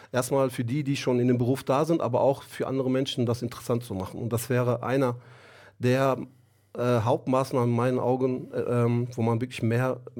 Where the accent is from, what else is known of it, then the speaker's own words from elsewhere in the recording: Germany; ich bin 49 Jahre alt, äh, bin hier in Deutschland geboren. Meine Eltern kommen ursprünglich aus der Türkei, aus dem Osten der Türkei.